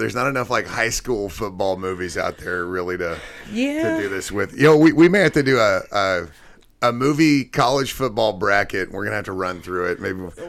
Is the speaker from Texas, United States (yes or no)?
yes; Odessa, Texas, United States; I'm from Odessa. It's in Odessa.